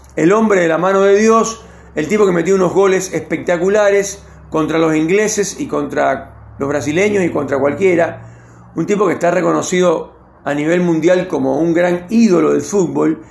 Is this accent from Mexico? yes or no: no; Cuba; now in Argentina; nací en Cuba